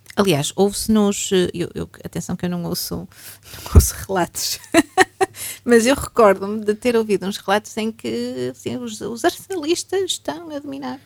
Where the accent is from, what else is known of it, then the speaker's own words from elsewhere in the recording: Braga, Portugal; also born or lived in Paris; eu sou definitivamente bracarense quer porque já tenho mais anos de Braga do que Paris, quer porque efetivamente nasci cá. Portanto, sou uma bracarense de gema